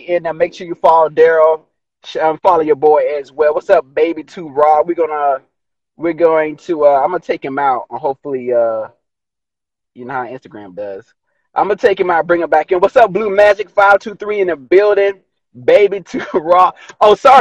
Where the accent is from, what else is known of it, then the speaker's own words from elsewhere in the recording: High Point, North Carolina, United States; moved away; I'm from North Carolina. I represent North Carolina all day, don't matter what country I'm in. I'm from High Point